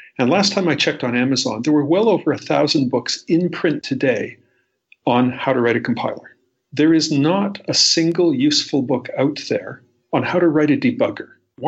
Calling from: Toronto, Ontario, Canada; I'm calling in from Toronto, Canada, where it snowed again.

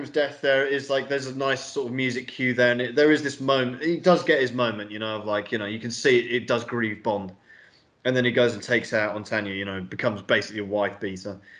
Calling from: Belgrade, Serbia; So I, I mean, I'm literally recording from Serbia, so uh, yeah, in Belgrade.

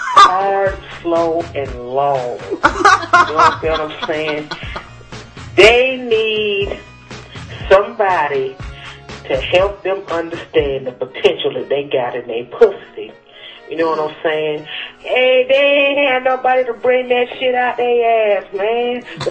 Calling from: Cleveland, Ohio, United States; I'm coming live from Cleveland, the most disrespected place in the world

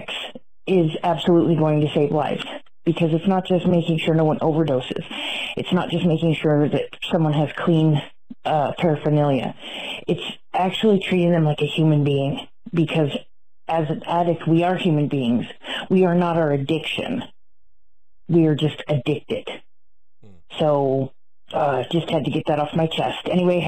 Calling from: California, United States; I'm calling from California

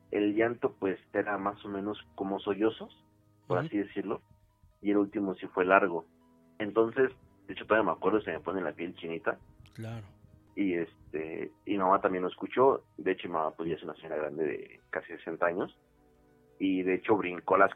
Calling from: Coacalco, State of Mexico, Mexico; De Coacalco, Estado de México.

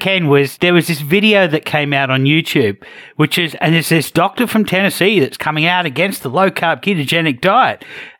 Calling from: Australia; And of course, I'm joining from Australia.

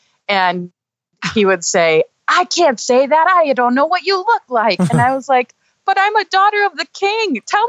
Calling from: Minneapolis, Minnesota, United States; I'm from Minneapolis.

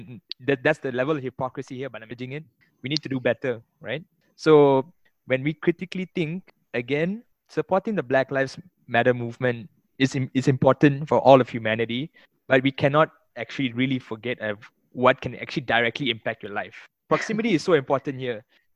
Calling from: Malaysia

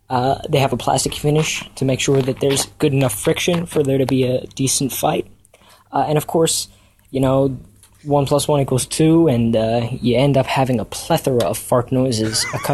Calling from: Washington, District of Columbia, United States; Hey, Cast That Story Show. … from Washington, D.C., and I have a story for you guys.

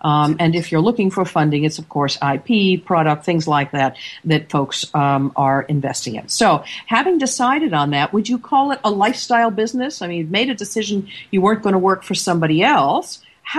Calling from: Seattle, Washington, United States; And this Monday morning, I'm coming in from Seattle, Washington.

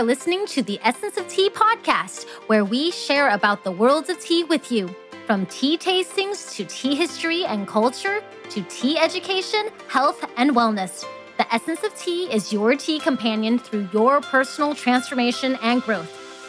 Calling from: Fairbanks, Alaska, United States; I am actually streaming from Fairbanks, Alaska

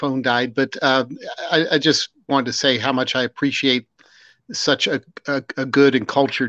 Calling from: Virginia, United States; I'm calling from Central Virginia.

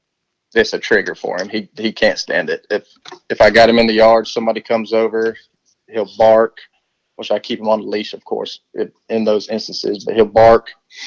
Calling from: Florida, United States; Up in the Panhandle, around right outside of Tallahassee.

